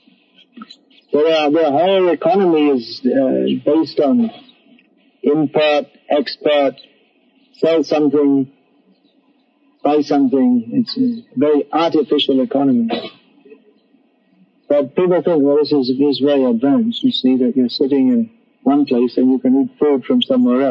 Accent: England, United Kingdom; when I was a kid growing up in England

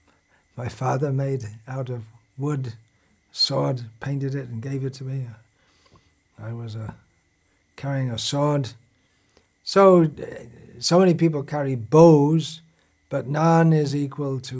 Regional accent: England, United Kingdom; when I was growing up in England 60 years ago

